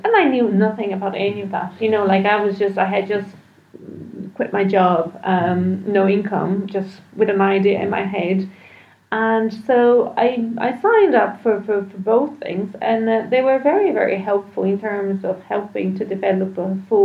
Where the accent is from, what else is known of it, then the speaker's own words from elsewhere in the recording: Brazil; now in Ireland; I'm not Irish, I'm Brazilian